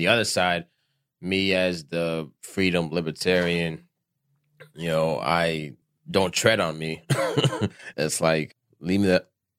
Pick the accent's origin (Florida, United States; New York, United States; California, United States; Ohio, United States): Florida, United States; South; I'm from South Florida.